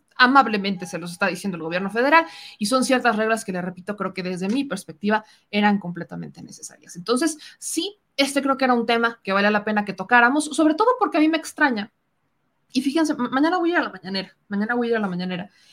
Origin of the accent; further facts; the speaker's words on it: Mexico; éramos muchos mexicanos los que intentábamos llegar